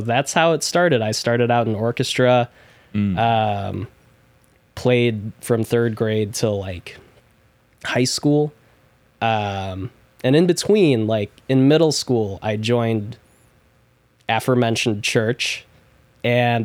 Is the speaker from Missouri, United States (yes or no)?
no; Chicago, Illinois, United States; also born or lived in Des Plaines, Illinois; I was born and raised in Chicago, then moved out to Des Plaines and lived there for God knows how long, like more than half of my life at this point